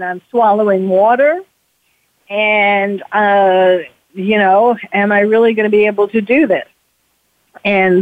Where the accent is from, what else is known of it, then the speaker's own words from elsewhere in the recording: New York City, New York, United States; now in California, United States; New York City, which is where I was born and raised in New York City